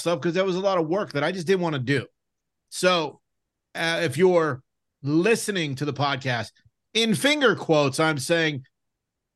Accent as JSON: {"language": "English", "town": "Pittsburgh", "region": "Pennsylvania", "country": "United States", "said": "I was from Pittsburgh"}